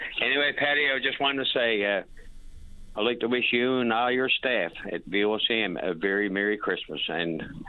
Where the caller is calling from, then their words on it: St. Lawrence, Newfoundland and Labrador, Canada; We got a fine lot of snow on this end, by the way. I'm calling from St. Lawrence.